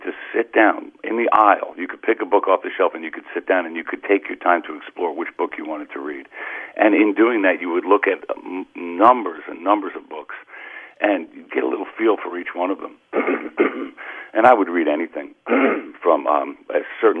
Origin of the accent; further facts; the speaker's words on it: Uniondale, New York, United States; also born or lived in Greenpoint, Brooklyn; growing up on Long Island and going to Catholic grammar school